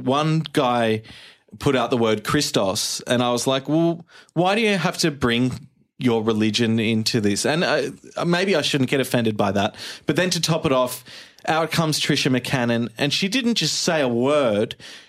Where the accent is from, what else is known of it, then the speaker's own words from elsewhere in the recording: Sydney, New South Wales, Australia; from Sydney, Australia.